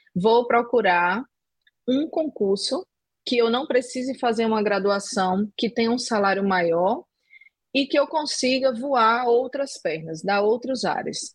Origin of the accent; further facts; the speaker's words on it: João Pessoa, Paraíba, Brazil; Eu sou originalmente de João Pessoa